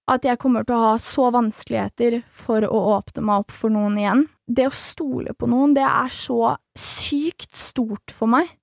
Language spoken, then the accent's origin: Norwegian; Nesodden, Akershus, Norway; jeg er fra Nesodden. Det er jo et lite sted